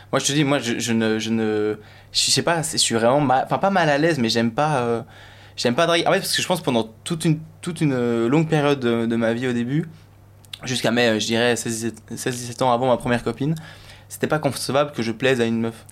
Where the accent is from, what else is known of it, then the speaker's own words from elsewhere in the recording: Belgium; je suis belge